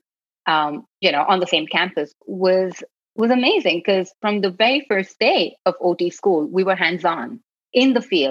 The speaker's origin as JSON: {"language": "English", "town": "Mumbai", "region": "Maharashtra", "country": "India", "tie": "born or raised there", "also_born_or_lived": "Karnataka, India", "moved": "as an adult", "lives_now": "San Francisco, United States", "said": "I was born and I grew up in Bombay, India"}